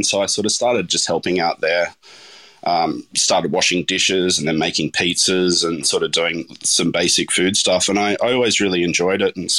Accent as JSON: {"language": "English", "town": "Lord Howe Island", "region": "New South Wales", "country": "Australia", "tie": "born or raised there", "said": "I mean, I grew up on Lord Howe Island, so it was a pretty idyllic childhood in a lot of ways"}